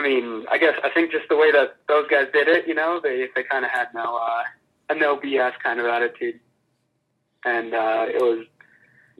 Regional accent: Orange, California, United States; moved away as an adult; now in Alamosa, United States; I'm from Southern California, specifically Orange County, California, and the city of Orange

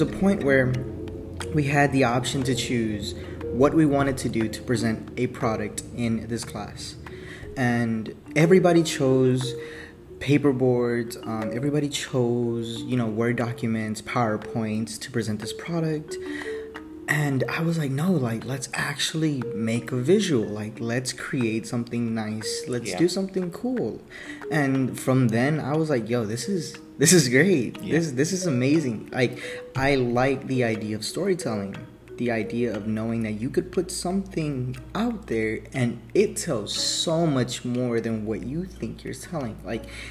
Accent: Columbus, Ohio, United States; also born or lived in Mexico; I was brought to Columbus, actually, and I stayed here all my life. So through elementary school, middle school, and high school, I lived here.

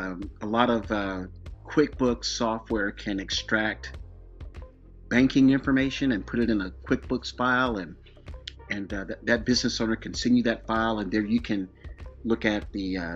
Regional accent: East Coast, United States; now in California, United States; I'm from the East Coast myself, but I'm out in California now

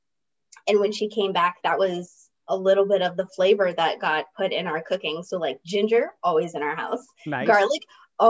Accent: Virginia, United States; in my hometown in Virginia

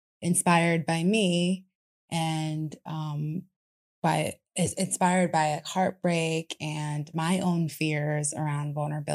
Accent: New York, United States; moved away; I'm from New York originally, born and raised

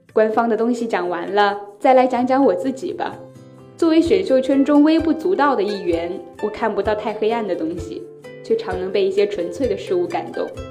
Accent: Zhongshan, Guangdong, China; moved away as an adult; now in Nanjing, China; 来自广东中山。 ，我在南京大学，距离我的家乡一千四百七十四公里

